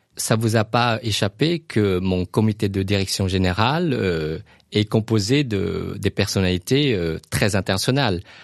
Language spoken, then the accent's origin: French; Luang Prabang, Luang Prabang Province, Laos; now in France; ma ville natale, le Luang Prabang